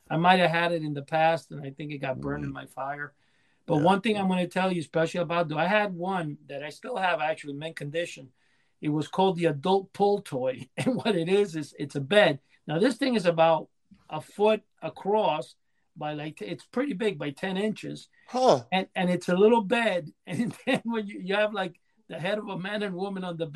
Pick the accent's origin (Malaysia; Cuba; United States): Cuba; born there; I was born in Cuba in a farm